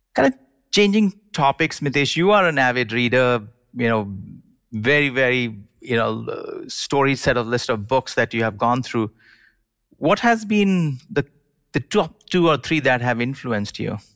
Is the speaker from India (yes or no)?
yes; India; now in United States; I grew up in India and then moved to the United States